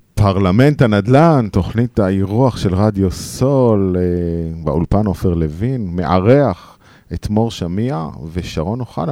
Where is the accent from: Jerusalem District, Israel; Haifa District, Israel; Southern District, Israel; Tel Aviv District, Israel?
Haifa District, Israel; the Krayot; now in Central Israel, Israel; אני קרייתי ב-DNA שלי, גם קרייתי. אומנם אני המון שנים כבר במרכז